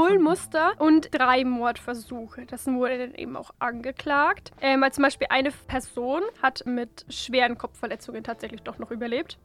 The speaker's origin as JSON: {"language": "German", "area": "Franconia", "region": "Bavaria", "country": "Germany", "said": "bei uns in Franken"}